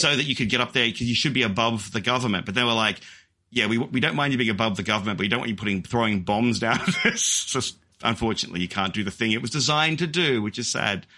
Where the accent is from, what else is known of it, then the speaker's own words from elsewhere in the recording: Australia; I am an Australian